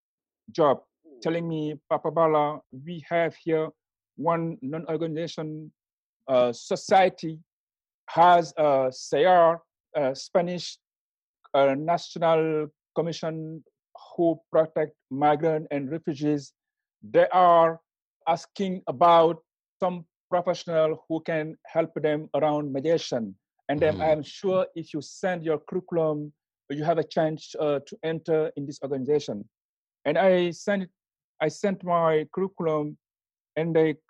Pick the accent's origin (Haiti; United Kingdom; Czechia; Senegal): Senegal; first language Wolof; English is a second language; moved away as an adult; now in Valencia, Spain; I come from Senegal